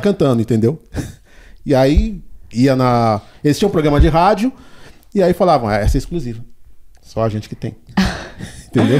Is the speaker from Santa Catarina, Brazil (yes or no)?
no; São Paulo, Brazil; also born or lived in Diadema; quando eu tinha um ano, aí a gente veio pro Capão Redondo, onde a gente ficou